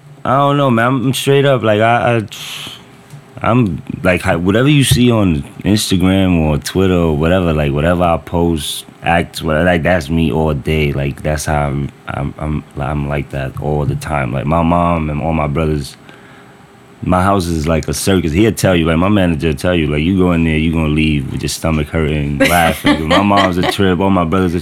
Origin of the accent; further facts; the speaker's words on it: New York City, New York, United States; also born or lived in Queens / Washington Heights; most of our life we grew up in the Bronx. When we turned 6, 7, we moved to the Bronx, and it's been the Bronx since